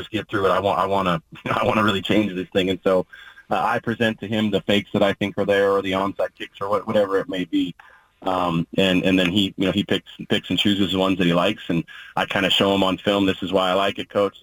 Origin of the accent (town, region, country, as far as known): Oregon, United States; born or raised there